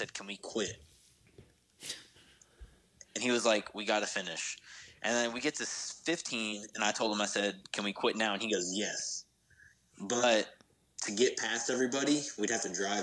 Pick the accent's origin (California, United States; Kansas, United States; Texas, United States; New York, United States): Texas, United States; Dallas; also born or lived in Tyler, Texas; I grew up in Dallas, moved to Tyler